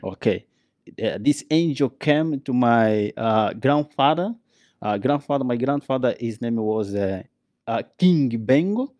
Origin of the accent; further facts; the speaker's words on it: Luanda, Luanda Province, Angola; English is a second language; I was born in Luanda, the capital city of Angola.